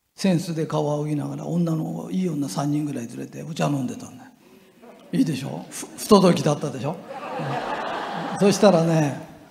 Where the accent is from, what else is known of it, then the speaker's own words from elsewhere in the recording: Japan; 俺が日本人だと分かると